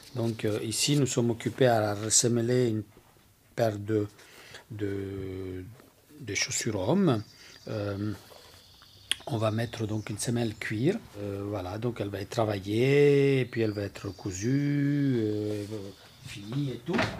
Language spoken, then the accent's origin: French; Sicily, Italy; now in Belgium; je suis d'origine italienne, donc je viens de Sicile, là où j'ai appris avec mon père